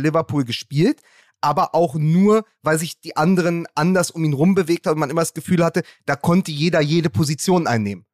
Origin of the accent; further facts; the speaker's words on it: Berlin, Germany; ich bin ja Berliner